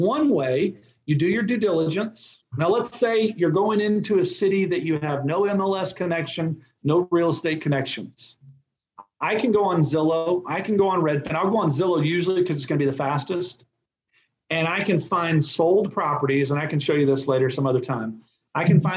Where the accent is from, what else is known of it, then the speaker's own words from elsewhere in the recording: Texas, United States; I'm from Texas